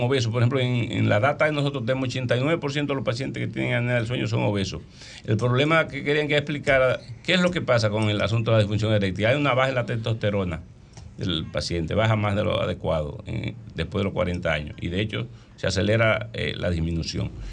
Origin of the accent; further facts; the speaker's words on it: Licey al Medio, Santiago, Dominican Republic; yo soy santiaguero